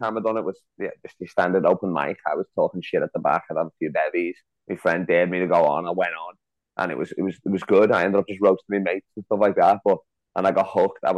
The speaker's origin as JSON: {"language": "English", "town": "Liverpool", "region": "North West England", "country": "United Kingdom", "said": "I'm from Liverpool, that's where we build my people"}